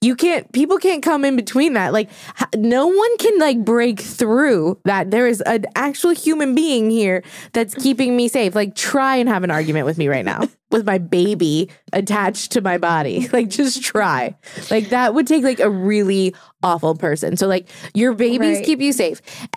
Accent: New Orleans, Louisiana, United States; moved away as an adult; Like I'm not from New Orleans anymore because I left when I was 18 and I don't care about the Saints.

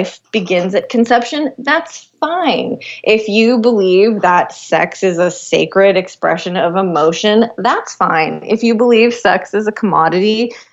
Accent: Los Angeles, California, United States; Born and raised in Los Angeles

